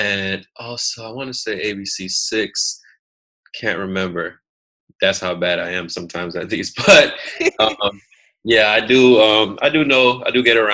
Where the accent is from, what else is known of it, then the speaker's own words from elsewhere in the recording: United States; also born or lived in Jamaica (ancestry) / Atlanta, Georgia (works); I am American